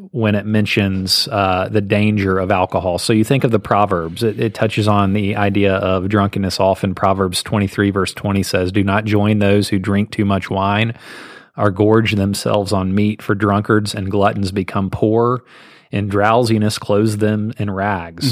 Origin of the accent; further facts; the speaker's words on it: Southeast, United States; I grew up in the Southeast